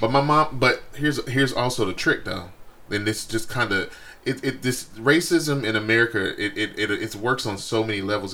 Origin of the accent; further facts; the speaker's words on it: Texas, United States; I'm from Texas